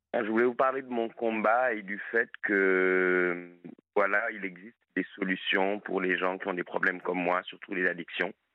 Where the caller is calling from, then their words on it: Montpon-Ménestérol, Nouvelle-Aquitaine, France; moved away as an adult; je vous appelle de la Dordogne, d'un coin qui s'appelle Montpont-Ménestérol